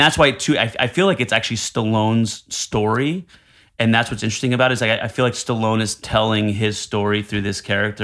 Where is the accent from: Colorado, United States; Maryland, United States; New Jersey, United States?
New Jersey, United States; now in Manhattan, United States; I'm Italian from Jersey